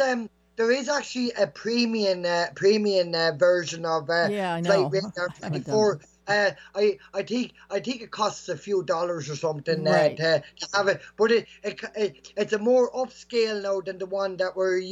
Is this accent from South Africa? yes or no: no; Bagnallstown, Leinster, Ireland; She lives in Park Mirror, actually, where I grew up in okay. Bagnallstown.